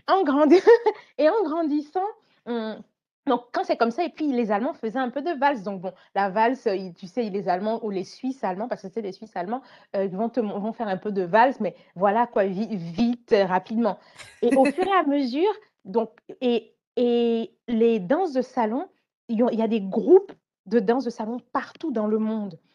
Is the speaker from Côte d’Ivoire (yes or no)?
yes; Côte d’Ivoire; j'aimais à Abidjan, parce que j'ai grandi en Côte d'Ivoire